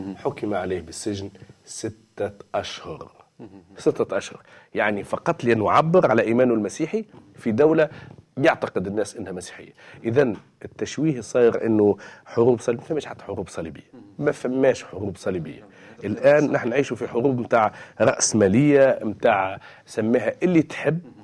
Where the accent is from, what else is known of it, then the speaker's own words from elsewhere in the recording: Tunisia; وعندنا في تونس